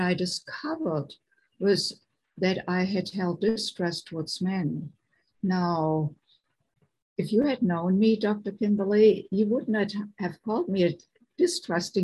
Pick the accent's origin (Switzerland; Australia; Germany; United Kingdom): Germany; moved away as an adult; now in United States; I grew up in Germany, and I came in my late 20s to the United States